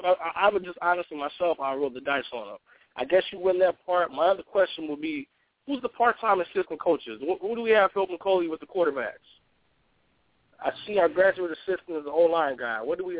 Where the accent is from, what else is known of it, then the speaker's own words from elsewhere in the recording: California, United States; I'm from California, so you know I'm born.